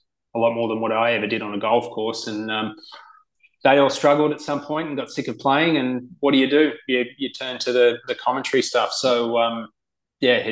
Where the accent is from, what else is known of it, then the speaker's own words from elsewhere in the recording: Sydney, New South Wales, Australia; moved away as an adult; also born or lived in United States; Cronulla Golf Club, where I grew up in Sydney